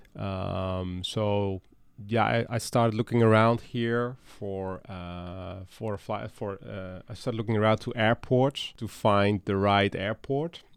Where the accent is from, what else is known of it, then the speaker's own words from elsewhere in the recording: Netherlands; moved away as an adult; now in Dalton, United States; I'm from the Netherlands and that's where I started my career.